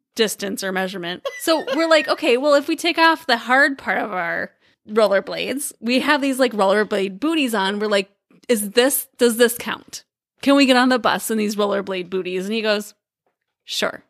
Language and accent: English; Iowa, United States; we grew up in Iowa